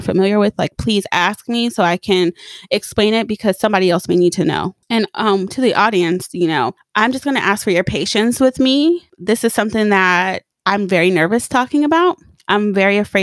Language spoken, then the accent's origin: English; Pomona, California, United States; moved away; I grew up in Pomona, and a lot isn't really going down in Pomona besides like Pimpin Hoeing and the fair.